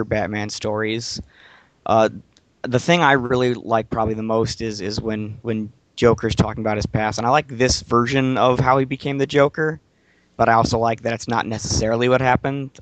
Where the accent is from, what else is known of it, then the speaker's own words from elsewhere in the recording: Detroit, Michigan, United States; I'm from Detroit.